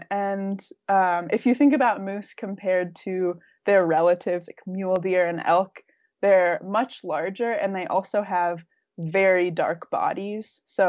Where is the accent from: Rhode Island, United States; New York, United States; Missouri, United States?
Rhode Island, United States; also born or lived in Minnesota; now in Wyoming, United States; But I grew up in Rhode Island and Minnesota and came to Wyoming 2 years ago to work for Brittany and Rachel